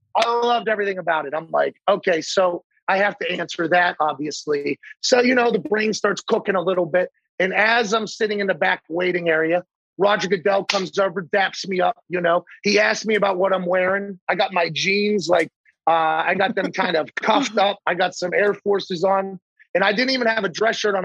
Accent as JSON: {"language": "English", "town": "Pittsburgh", "region": "Pennsylvania", "country": "United States", "tie": "born or raised there", "said": "growing up in Pittsburgh"}